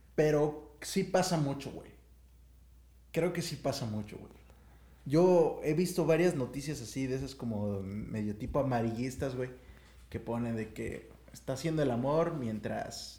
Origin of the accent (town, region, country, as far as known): Mexico